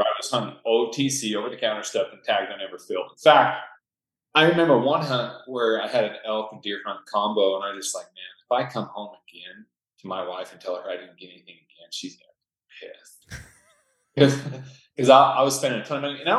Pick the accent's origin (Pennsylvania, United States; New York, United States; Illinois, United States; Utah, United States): Utah, United States; Northern; also born or lived in Stockholm, Sweden; I grew up here in Northern Utah